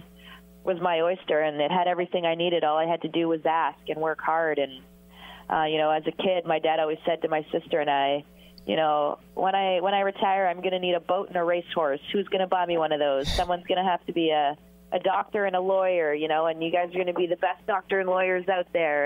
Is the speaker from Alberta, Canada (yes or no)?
no; Sudbury, Ontario, Canada; growing up in Sudbury, there wasn't many girls' teams up there at the time